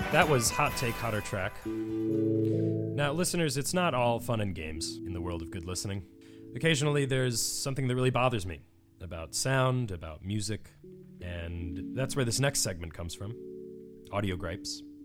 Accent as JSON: {"language": "English", "town": "Winnetka", "region": "Illinois", "country": "United States", "moved": "yes", "said": "Winnetka, Illinois, the suburb from which I'm from"}